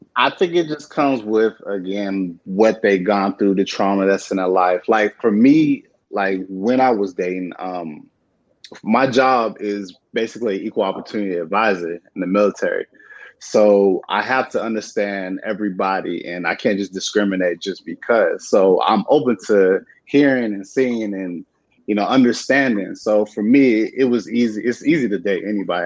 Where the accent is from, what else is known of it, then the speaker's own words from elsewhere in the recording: San Diego, California, United States; moved away; also born or lived in Virginia; I grew up in San Diego